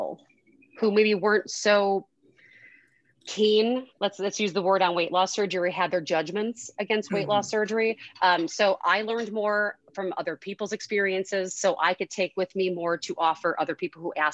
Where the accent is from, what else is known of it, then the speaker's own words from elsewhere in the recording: Chicago, Illinois, United States; I'm from Chicago